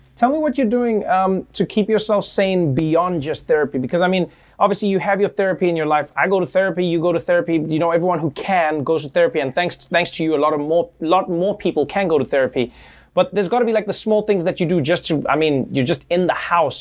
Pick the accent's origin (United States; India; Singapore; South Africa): South Africa; moved away; I grew up in South Africa